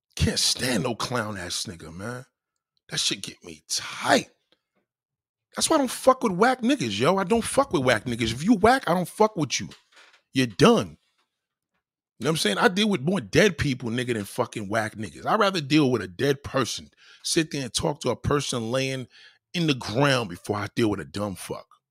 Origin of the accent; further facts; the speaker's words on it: New York, United States; me growing up in New York